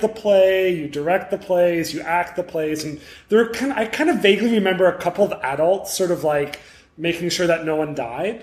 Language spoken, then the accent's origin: English; Montreal, Quebec, Canada; I'm from Montreal